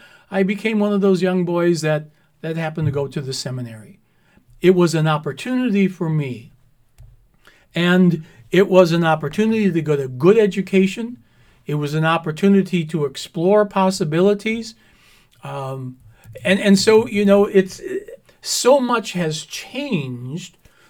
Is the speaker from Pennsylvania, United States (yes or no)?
no; Clyman, Wisconsin, United States; I grew up in Clyman. Nobody knew where Clyman was other than those people who lived there.